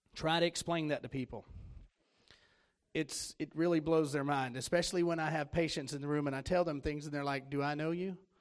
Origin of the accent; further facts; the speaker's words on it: Florida, United States; moved away as an adult; also born or lived in Tennessee; I'm from Florida.